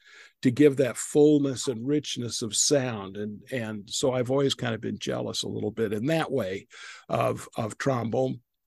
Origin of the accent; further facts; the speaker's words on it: Idaho, United States; I'm originally from Idaho